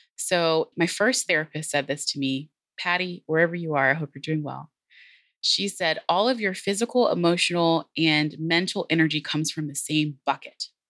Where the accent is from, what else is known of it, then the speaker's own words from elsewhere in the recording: Texas, United States; also born or lived in San Antonio; I am obviously from Texas, I opened with howdy. I'm based here in San Antonio.